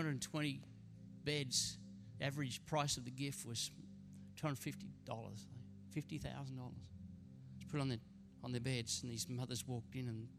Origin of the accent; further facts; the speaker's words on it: Queensland, Australia; You know, growing up in Queensland, I was privileged. A couple of the homes we lived in had these magnificent Bowen mango trees.